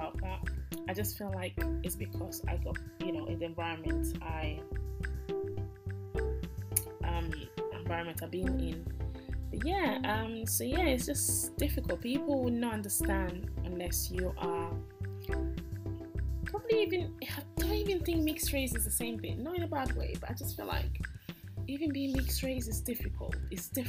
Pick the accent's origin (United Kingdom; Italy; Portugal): Italy; English is a second language; I was born in Italy. I eat and breathe and walk and talk and do everything in Italy as an Italian